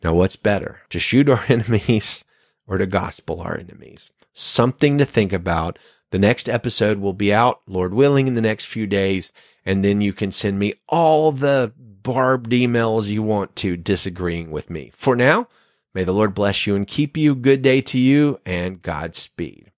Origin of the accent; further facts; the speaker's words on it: United States; my home country